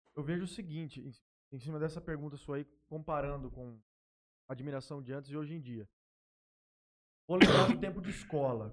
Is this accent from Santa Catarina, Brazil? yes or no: no; Jales, São Paulo, Brazil; also born or lived in Palmeira do Oeste / Três Lagoas; Sou nascido aqui em Jales, morei em Palmeira do Oeste um tempo, morei em Três Lagoas um tempo também